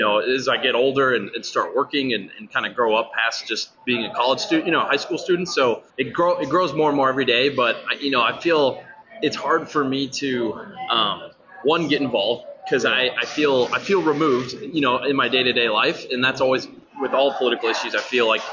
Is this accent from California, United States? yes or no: no; Muscatine, Iowa, United States; born and raised. Muscatine originally